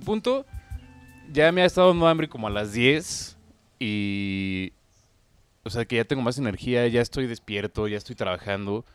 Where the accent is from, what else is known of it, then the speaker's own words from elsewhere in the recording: Mexico; viviendo en México, siendo mexicano